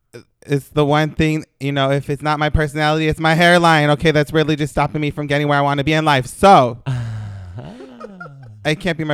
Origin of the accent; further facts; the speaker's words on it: Los Angeles, California, United States; because I'm from North Hollywood.